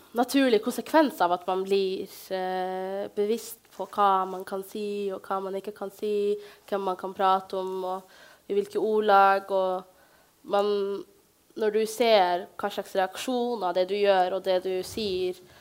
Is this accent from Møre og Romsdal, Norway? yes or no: no; Bodø, Nordland, Norway; vokse opp i Bodø, en veldig fin by hvor jeg ble tatt varmt imot